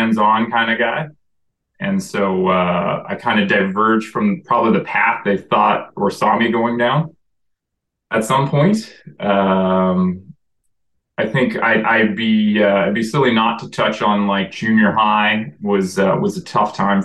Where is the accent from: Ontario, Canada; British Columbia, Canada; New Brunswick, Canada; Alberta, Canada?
Alberta, Canada; Calgary; also born or lived in Boston, United States; now in Comox, Canada; Calgary, where I did grow up